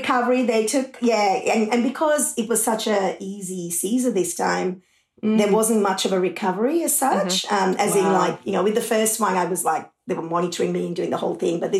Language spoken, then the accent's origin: English; Sri Lanka; now in Australia; I grew up in Sri Lanka and that was during the war